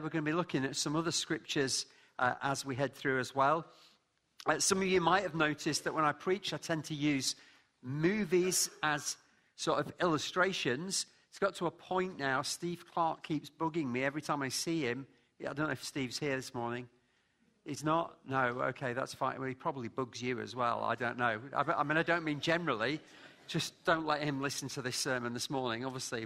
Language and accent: English; Lancashire, North West England, United Kingdom; also born or lived in London, United Kingdom; now in Scotland, United Kingdom; I'm from Lancashire.